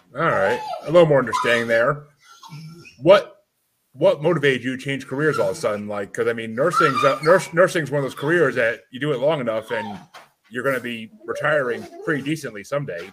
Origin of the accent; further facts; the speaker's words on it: Kingston, New York, United States; I grew up in Kingston, New York.